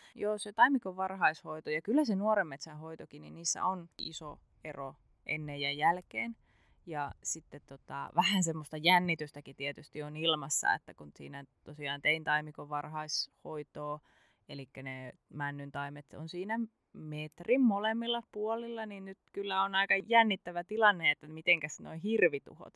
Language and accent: Finnish; Central Ostrobothnia, Finland; born or raised there; now in Southern Finland, Finland